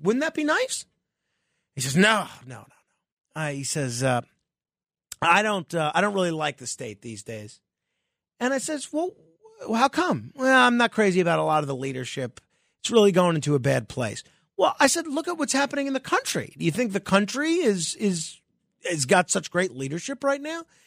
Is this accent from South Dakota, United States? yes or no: no; New York, United States; my home state, and uh, I've lived my whole life in New York